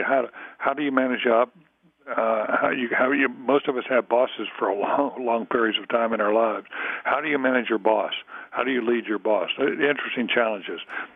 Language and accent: English; Durham, North Carolina, United States; I'm from North Carolina, from Durham